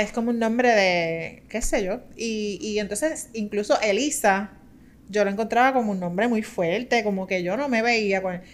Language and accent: Spanish; Juncos, Puerto Rico; soy del pueblo de Juncos